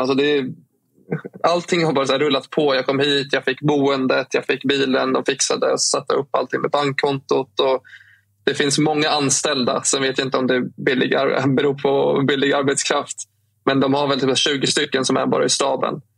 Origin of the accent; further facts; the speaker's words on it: Stockholm, Stockholm County, Sweden; som stockholmare och eh, född och liksom uppvuxen och bott i Stockholm hela mitt liv